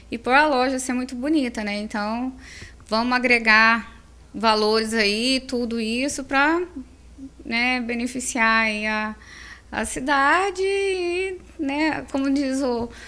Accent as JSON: {"language": "Portuguese", "region": "São Paulo", "country": "Brazil", "lives_now": "Confresa, Brazil", "said": "eu vim de São Paulo na época, né? Aí casei aqui no Mato Grosso, em Vila"}